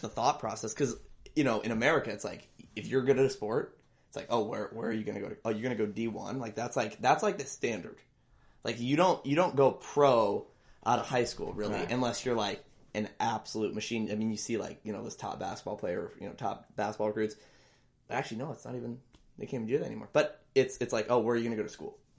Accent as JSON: {"language": "English", "town": "Gretna", "region": "Nebraska", "country": "United States", "tie": "born or raised there", "also_born_or_lived": "Scottsdale, Arizona", "said": "I was just born there. Moved up to Gretna. Suburb of Omaha, Nebraska, when I was two or three. I lived there ever since."}